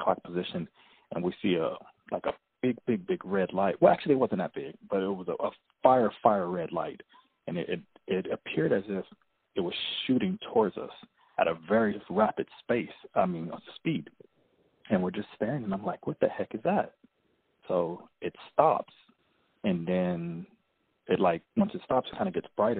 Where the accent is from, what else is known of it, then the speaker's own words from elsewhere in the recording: Los Angeles, California, United States; I'm from the Los Angeles area of California